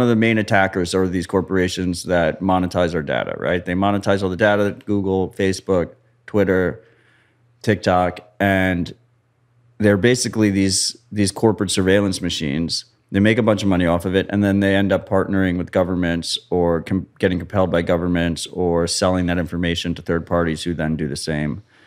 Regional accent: United States; I'm American.

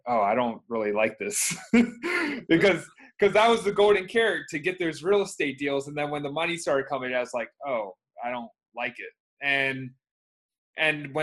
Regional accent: Baltimore County, Maryland, United States; now in Baltimore, United States; I grew up around here, and where I am right now

